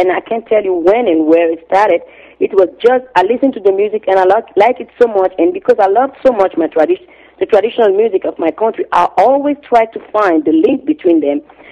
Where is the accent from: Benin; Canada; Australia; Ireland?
Benin; Cotonou, Littoral; moved away; also born or lived in Ouidah; I grew up on the main in the harbor city, Cotonou, and I'm originally from Ouidah because my father is from Ouidah